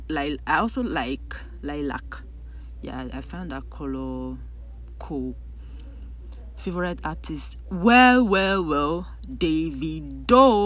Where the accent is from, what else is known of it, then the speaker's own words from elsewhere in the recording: Ogoja, Cross River, Nigeria; I'm from Cross River State. I'm Ugoja. Please, I'm not Calabar.